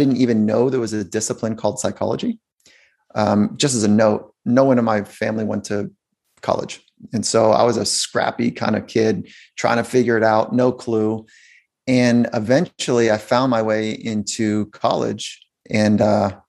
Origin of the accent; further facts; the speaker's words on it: South Bay, Los Angeles, California, United States; I grew up in California